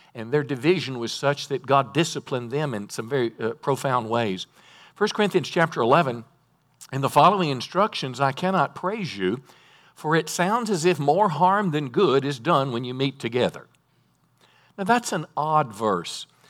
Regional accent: North Mississippi, United States; I was raised in Mississippi, North Mississippi

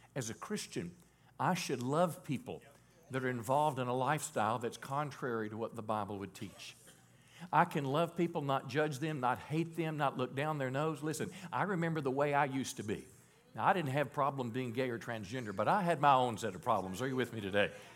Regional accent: Mississippi, United States; moved away; I was born in Mississippi

